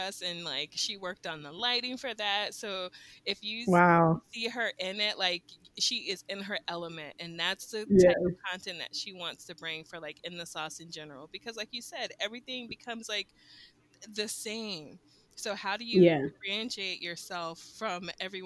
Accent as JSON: {"language": "English", "region": "Southwest Florida", "country": "United States", "moved": "as an adult", "lives_now": "South Korea", "said": "I'm from Southwest Florida"}